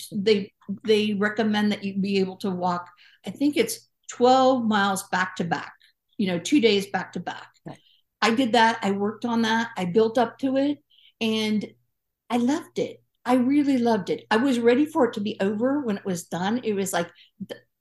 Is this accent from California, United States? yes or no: yes; California, United States; I'm a Californian